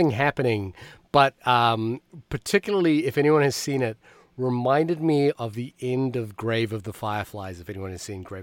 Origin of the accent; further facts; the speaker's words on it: New Zealand; also born or lived in Fiji; now in New York City, United States; You know, I I grew up watching movies in New Zealand and Fiji and and I didn't really, you know, I watched a lot of movies that were set in New York.